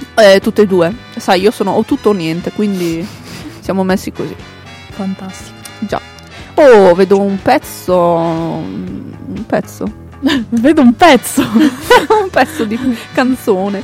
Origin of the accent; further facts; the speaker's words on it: Emilia-Romagna, Italy; È una bestemmia per un emiliano